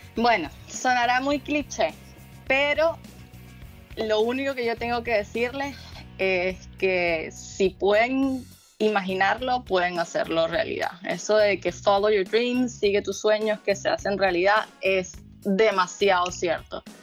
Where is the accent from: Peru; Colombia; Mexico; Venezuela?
Venezuela; Caracas, Capital District; also born or lived in La Guaira / Florida / Miami; now in California, United States; yo vengo de Caracas y de La Guaira y de la montaña y del río y de la playa